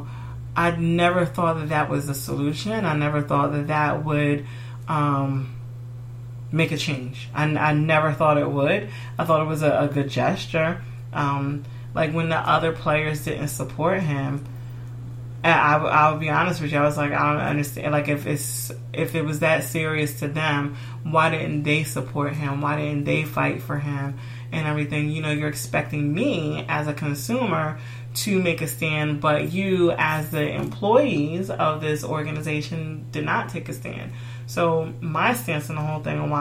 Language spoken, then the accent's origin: English; United States; I'm American and I'm black